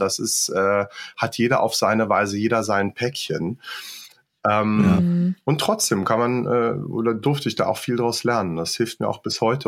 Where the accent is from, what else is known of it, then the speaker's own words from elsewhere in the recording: Göttingen, Lower Saxony, Germany; moved away as an adult; also born or lived in Luxembourg; bin ich dann erstmal in meine Heimat zurück, also nicht nach Luxemburg, wo ich gewohnt habe, sondern nach Göttingen, wo meine mhm. Eltern dann auch waren